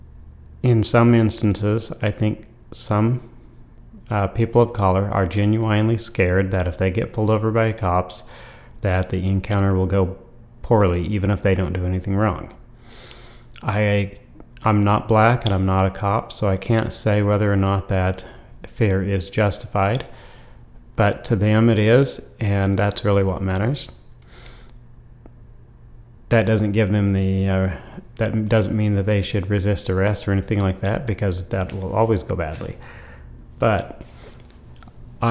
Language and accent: English; Idaho, United States; I was from Idaho